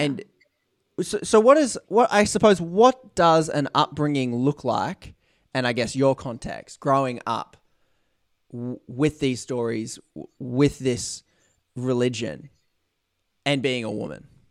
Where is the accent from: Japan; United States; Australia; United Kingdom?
Australia; being Australian